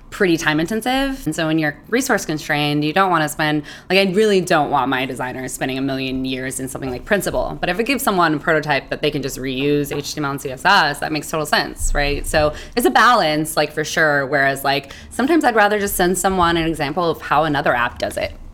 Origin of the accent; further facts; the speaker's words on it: Hayward, California, United States; also born or lived in Oakland, California; I'm from Hayward, California, Oakland, Oakland Hayward raised.